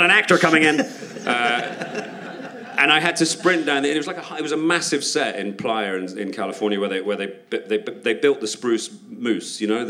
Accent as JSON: {"language": "English", "country": "United Kingdom", "said": "And as a Brit over there, I just eat everything I can"}